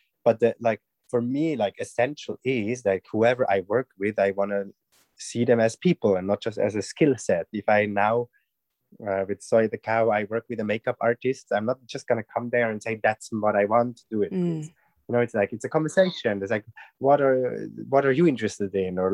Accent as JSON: {"language": "English", "country": "Switzerland", "said": "I'm from Switzerland"}